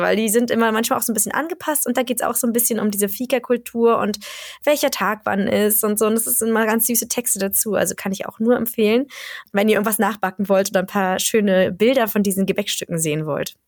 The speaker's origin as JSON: {"language": "German", "country": "Germany", "moved": "yes", "lives_now": "Sweden", "said": "für mich ist es als Deutsche"}